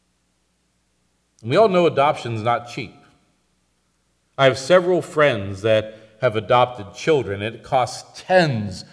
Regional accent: Northampton, Massachusetts, United States; I was born in Northampton, Massachusetts

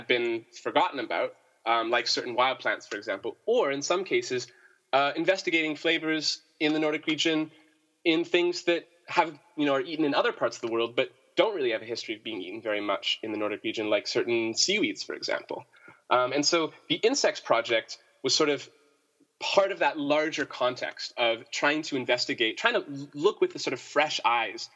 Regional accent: Canada; moved away as an adult; also born or lived in United States; I'm from Canada originally

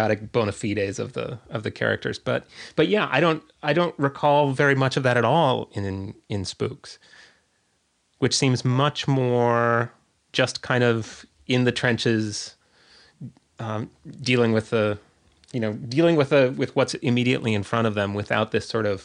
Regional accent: United States; grew up as an American boy in the 1970s

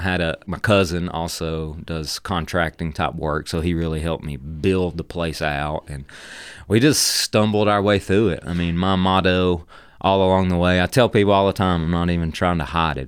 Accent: Dalton, Georgia, United States; from the Dalton area, growing up in, in Whitfield County

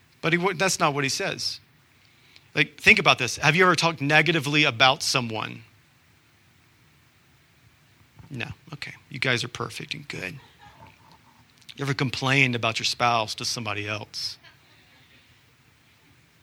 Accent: Georgia, United States; now in Utah, United States; I'm from Georgia.

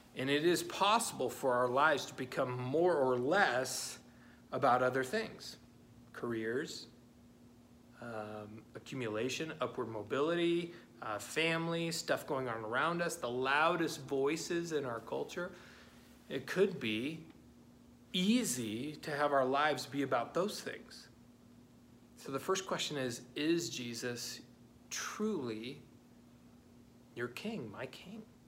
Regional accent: United States; as American Christians

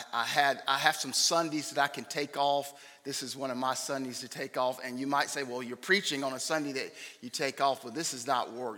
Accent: Raleigh, North Carolina, United States; now in Knightdale, United States; We live in Knightdale. We were both born and raised in Raleigh, but we moved to Knightdale maybe 25 years ago or so now

